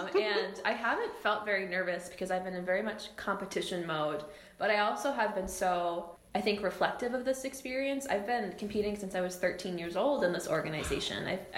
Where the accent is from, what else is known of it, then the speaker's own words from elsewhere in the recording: Rapid City, South Dakota, United States; One happened to be where I was growing up in Rapid City, and the others in Boston.